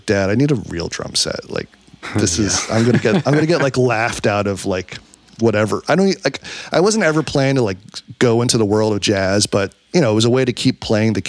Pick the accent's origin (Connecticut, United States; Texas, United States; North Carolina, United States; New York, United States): New York, United States; New York City; I grew up in New York City